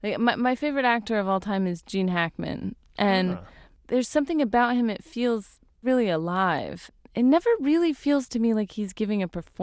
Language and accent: English; Sacramento, California, United States; moved away as an adult; now in New York, United States; I was raised in Northern California.